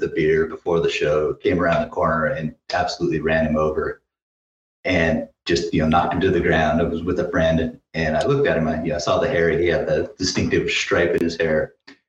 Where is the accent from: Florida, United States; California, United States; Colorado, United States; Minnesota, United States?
Colorado, United States; Denver; growing up in Denver